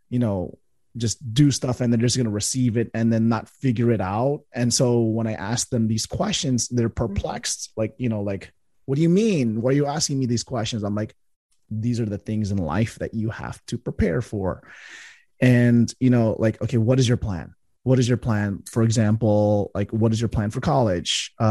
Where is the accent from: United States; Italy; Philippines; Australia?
Philippines; I'm, I'm Filipino